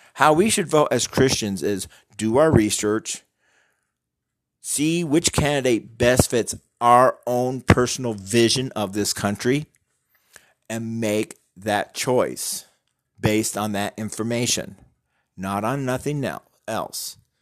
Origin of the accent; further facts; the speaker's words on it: United States; We're Americans